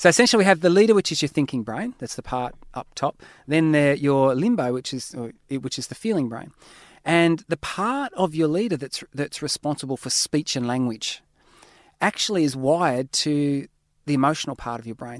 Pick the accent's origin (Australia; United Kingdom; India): Australia; I'm an Aussie